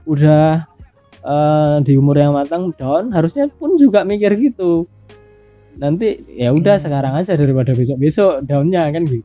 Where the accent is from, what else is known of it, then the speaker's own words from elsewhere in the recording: Riau, Indonesia; misalnya kita dari kecil kita hidup di Riau misalnya kayak aku di sana pasti aku punya trauma-trauma kecil